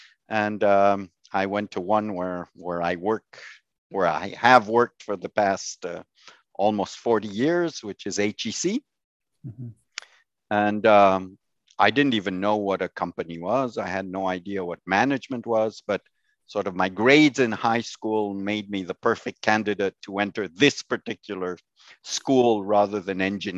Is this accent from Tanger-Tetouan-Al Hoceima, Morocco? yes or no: yes; Tangier, Tanger-Tetouan-Al Hoceima, Morocco; No, I grew up in Tangiers in Morocco.